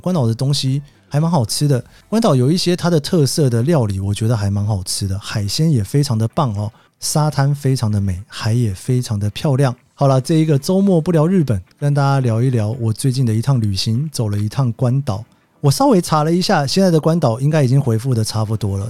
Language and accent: Chinese; Taiwan; also born or lived in Japan; 我如果再晚两天回台湾